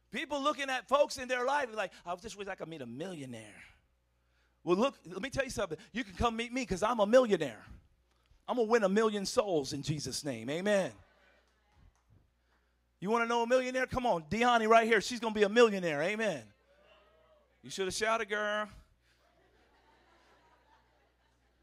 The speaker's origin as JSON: {"language": "English", "country": "United States", "said": "I'm American"}